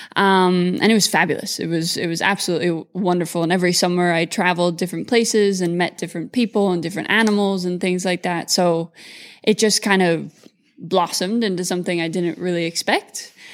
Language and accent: English; Mullingar, Westmeath, Ireland; also born or lived in California; now in Moorpark, United States; grew up between Ireland and California